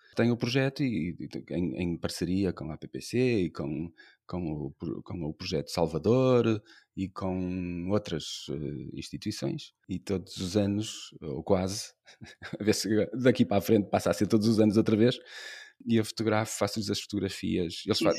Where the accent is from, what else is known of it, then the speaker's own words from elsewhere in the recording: Braga, Norte, Portugal; now in Porto, Portugal; Eu gosto de viver no Porto e estou aqui desde 2009, que também não sou daqui, sou de Braga. Mas, apesar de ser do centro da cidade também, de Braga